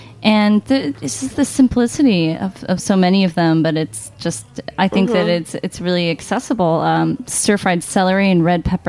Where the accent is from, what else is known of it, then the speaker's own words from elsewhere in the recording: New York, United States; I've spent some considerable time in the Bay Area, but I'm from New York